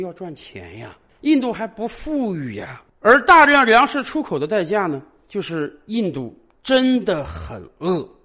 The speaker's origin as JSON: {"language": "Chinese", "country": "China", "said": "我们中国人"}